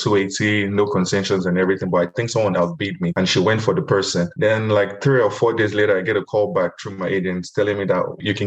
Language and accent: English; Nigeria; moved away as an adult; also born or lived in Louisiana, United States / Tucson, Arizona, United States; now in Phoenix, United States; I'm originally from Nigeria. I immigrated to the US in 2011 as a student.